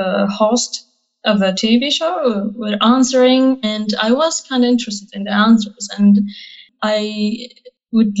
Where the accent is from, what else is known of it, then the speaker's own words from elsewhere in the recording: Sulaymaniyah Governorate, Kurdistan Region of Iraq, Iraq; moved away as an adult; also born or lived in Koya; now in Duhok, Iraq; I was born in a small town near Sulaymaniyah city, and I finished whole school years there